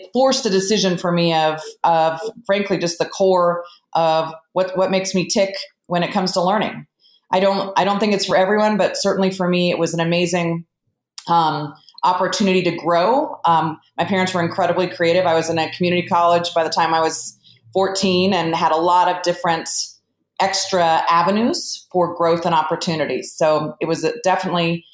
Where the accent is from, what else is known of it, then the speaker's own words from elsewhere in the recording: California, United States; moved away; I grew up in California and was home educated through high school